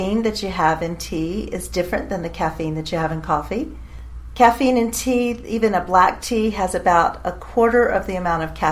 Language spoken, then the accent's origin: English; St. Augustine, Florida, United States; moved away as an adult; now in Nashville, United States; I actually lived most of my life in St. Augustine, Florida, but I've been in Nashville, Tennessee now